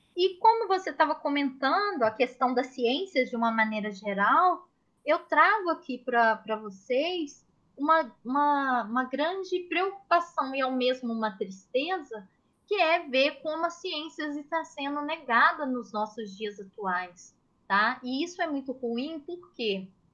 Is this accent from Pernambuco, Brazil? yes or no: no; Minas Gerais, Brazil; moved away; em Minas Gerais, que eu sou mineira